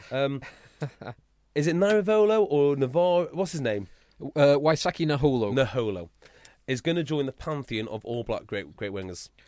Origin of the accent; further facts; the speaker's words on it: United Kingdom; accent: northern; the little bit of stick I got for my northern accent